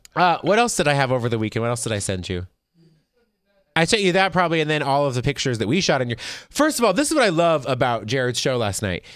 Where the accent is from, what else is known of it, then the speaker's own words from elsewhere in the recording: Las Vegas, Nevada, United States; I'm from Vegas